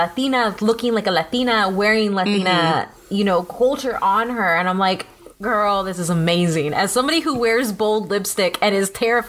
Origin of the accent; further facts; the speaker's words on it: United States; I'm Mexican American, which means I'm fully American to anybody who is Mexican from Mexico. Like my family, my grandmother's family did not immigrate here. Like she was born on Texas land. We're indigenous to this land.